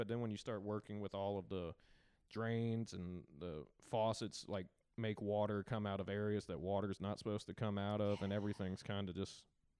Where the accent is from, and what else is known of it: Tennessee, United States; born or raised there; accent: Southern; also born or lived in New Orleans